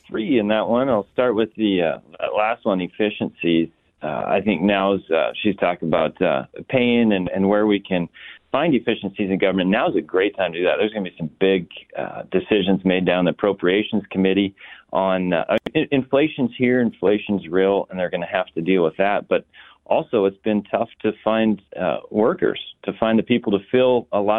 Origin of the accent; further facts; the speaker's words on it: Flathead, Montana, United States; I'm from the Flathead